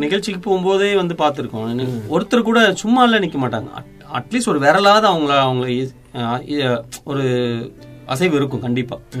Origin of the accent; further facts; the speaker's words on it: Coimbatore, Tamil Nadu, India; நான் கோவை தான்